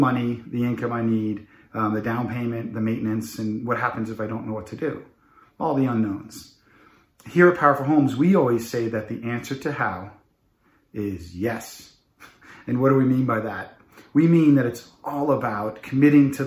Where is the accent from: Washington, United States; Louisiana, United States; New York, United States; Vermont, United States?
New York, United States; Long Island; When I was a young child, last of seven kids growing up in Long Island